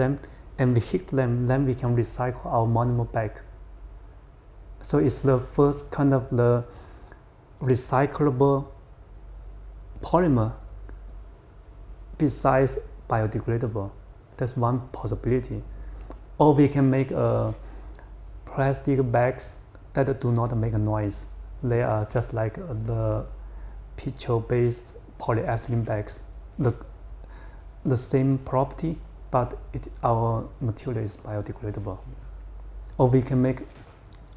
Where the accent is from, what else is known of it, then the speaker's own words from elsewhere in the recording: Guangxi, China; moved away; I grew up in Guangxi province.